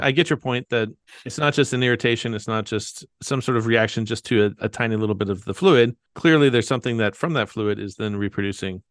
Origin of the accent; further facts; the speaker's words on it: Kentucky, United States; I'm from Kentucky